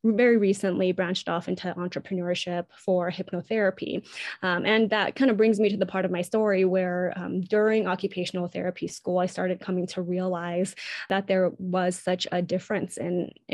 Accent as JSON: {"language": "English", "country": "United States", "said": "I'm Asian American, Chinese American specifically"}